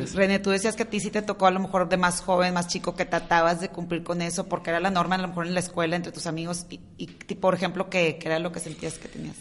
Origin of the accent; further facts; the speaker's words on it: Monterrey, Nuevo León, Mexico; los tres somos de Monterrey